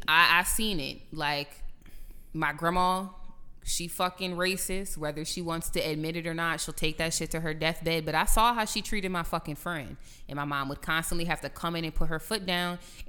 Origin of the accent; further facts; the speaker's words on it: Louisiana, United States; Growing up in the South, I feel like everybody who grew up in Louisiana is built different because the type of racism out here is totally different.